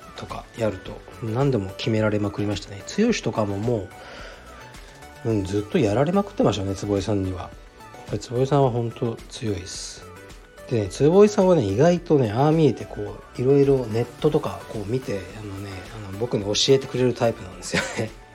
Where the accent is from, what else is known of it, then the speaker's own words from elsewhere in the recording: Kyushu, Japan; 出身は九州で同じ